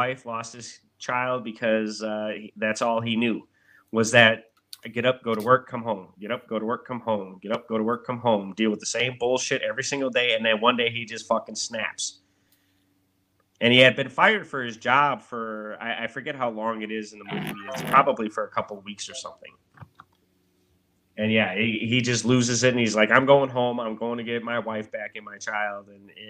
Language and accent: English; Milwaukee, Wisconsin, United States; I'm from Milwaukee, bro.